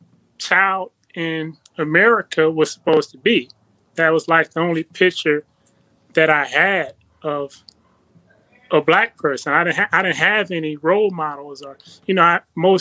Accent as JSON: {"language": "English", "town": "Compton", "region": "California", "country": "United States", "tie": "born or raised there", "said": "I was born in Compton, California"}